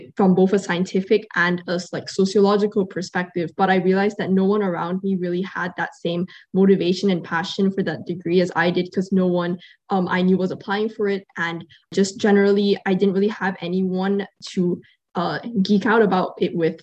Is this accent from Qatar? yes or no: yes; Qatar; growing up here